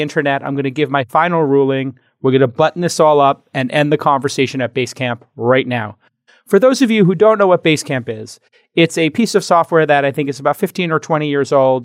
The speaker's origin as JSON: {"language": "English", "town": "New York City", "region": "New York", "country": "United States", "tie": "born or raised there", "moved": "yes", "said": "now my hometown, New York City"}